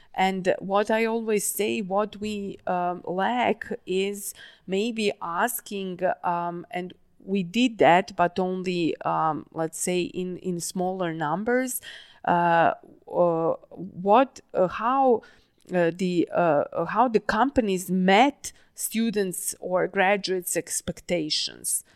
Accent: Novi Sad, Vojvodina, Serbia; moved away; Novi Sad. Uh, not only that's my hometown

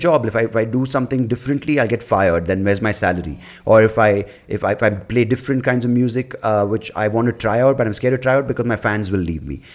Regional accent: Bangalore, Karnataka, India; growing up in Bangalore in the nineties

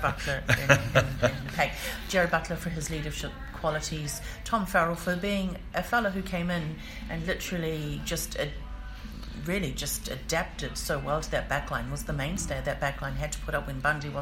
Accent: New Zealand; now in Ireland; Whanganui, which is literally about 40 miles from my hometown

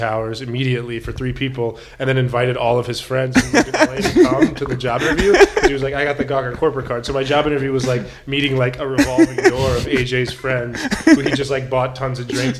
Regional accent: Tucson, Arizona, United States; moved away as an adult; also born or lived in Riyadh, Saudi Arabia / Greece; now in Los Angeles, United States; I was born in Tucson, and immediately after I was born, my family moved overseas.

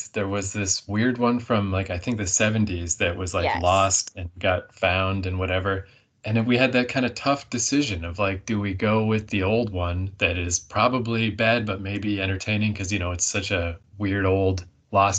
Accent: Canada; accent: Canadian; I'm from Canada

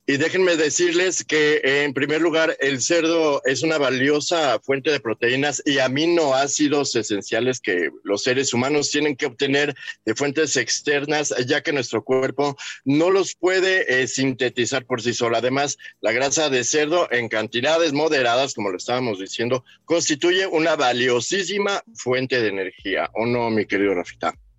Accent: Mexico; como buenos mexicanos

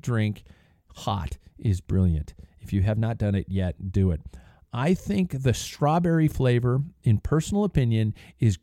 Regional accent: United States; I'm an American

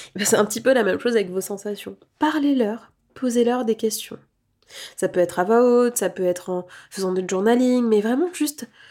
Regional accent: France; en tant que Français, imprégné de cette approche très cartésienne

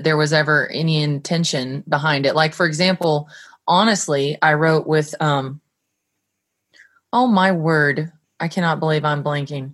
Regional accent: Colorado, United States; I'm from Colorado

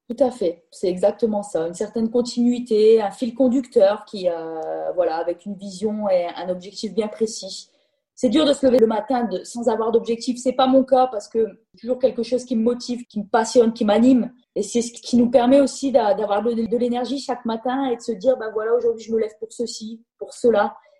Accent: Nord, Hauts-de-France, France; moved away as an adult; now in Milan, Italy; je suis nordiste

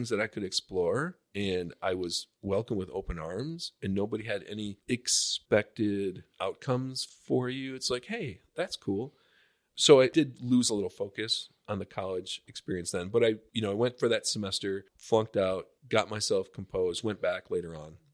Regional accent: Buffalo, New York, United States; so I grew up in Buffalo, uh, New York.

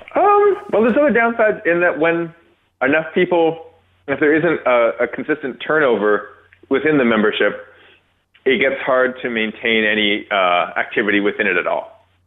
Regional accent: Toronto, Ontario, Canada; I was born in North York

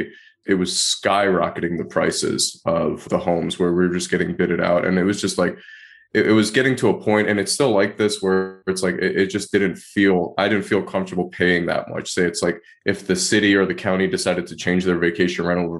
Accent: Detroit, Michigan, United States; moved away; I grew up in Detroit, Michigan

